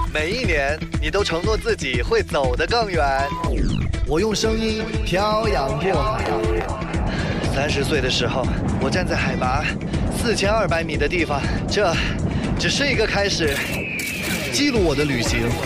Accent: Kunming, Yunnan, China; 因为偶尔我还是会想家。昆明

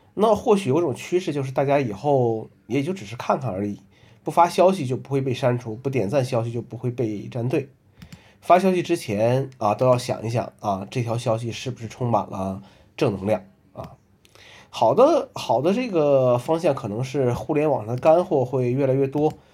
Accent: northern China, China; now in Hangzhou, China; 作为一个北方人

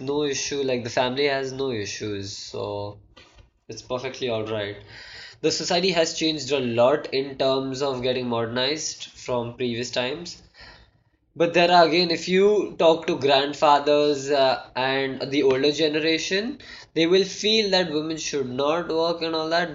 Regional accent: India; also born or lived in United States / Singapore; now in Dubai, United Arab Emirates; I am from India

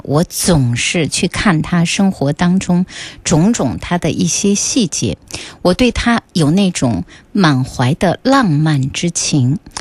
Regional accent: northern China, China; 这个是个北方人哈，我的家乡啊

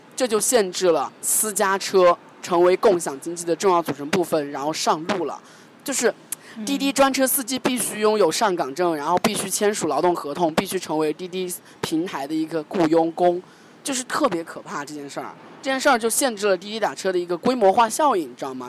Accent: China; 我们中国人

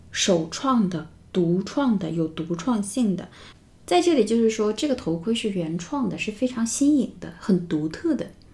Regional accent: China; 我们中国人

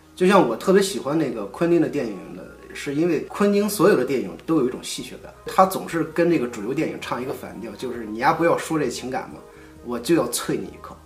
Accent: China; 我们中国人的教育

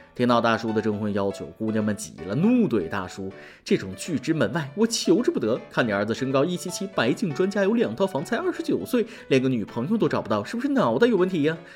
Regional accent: China; 我们中国人每天平均睡九个小时

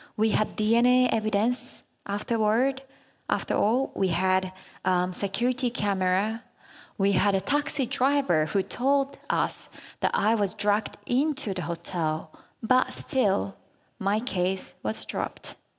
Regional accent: Japan; it was in Japan, my home country

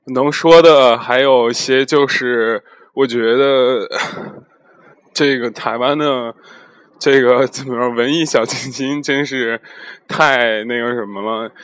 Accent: Zhengzhou, Henan, China; moved away; also born or lived in Europe; 介绍是我家乡郑州的美食

